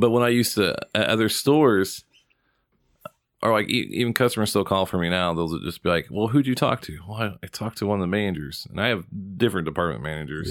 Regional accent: Indiana, United States; we're from Indiana.

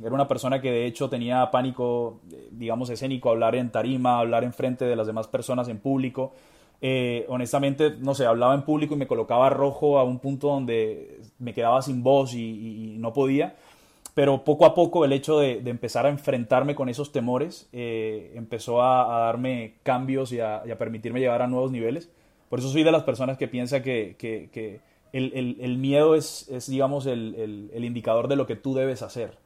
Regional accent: Barranquilla, Atlántico, Colombia; soy colombiano, soy de Barranquilla

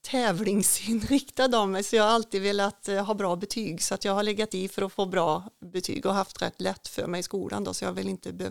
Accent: Tidaholm, Västra Götaland, Sweden; Tidaholm är ju en trygg stad, en liten stad att växa upp i. Vi bodde i, ja, med mina föräldrar och vi flyttade, bodde i några olika hus här i Tidaholm

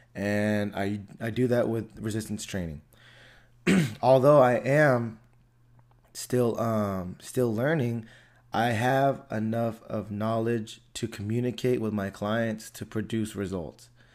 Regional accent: Antioch, United States; I grew up in Antioch, you know, and I still live in Antioch.

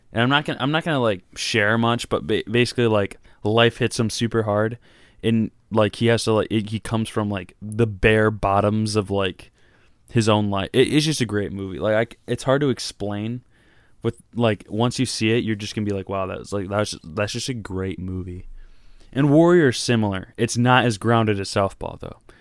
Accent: Michigan, United States; Detroit, just because, like, that's my home state

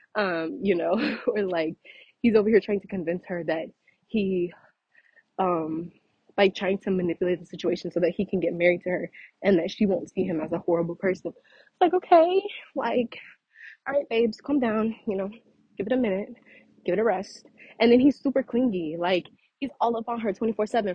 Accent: Louisiana, United States; I'm from Louisiana

